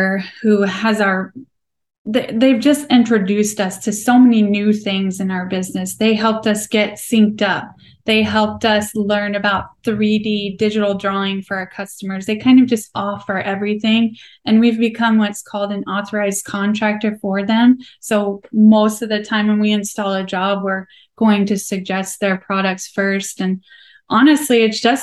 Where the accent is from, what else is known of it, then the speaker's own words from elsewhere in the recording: Nebraska, United States; I am born and raised in Nebraska, and I'm darn proud of it